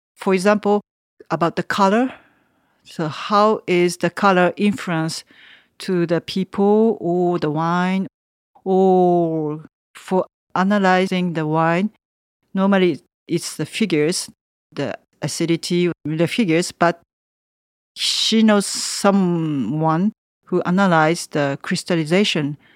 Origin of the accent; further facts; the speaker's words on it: Tokyo, Japan; English is a second language; moved away as an adult; now in Savigny, France; A big city like Tokyo, I'm from Tokyo.